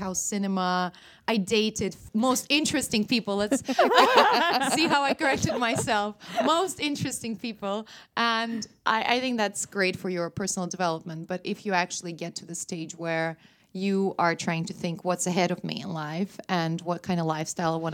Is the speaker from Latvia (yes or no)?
yes; Riga, Latvia; first language Russian; English is a second language; moved away as an adult; also born or lived in England; now in Stockholm, Sweden; Riga, my hometown